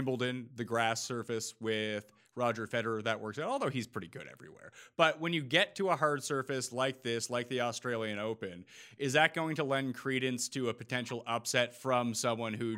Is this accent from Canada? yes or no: yes; Canada; I'm Canadian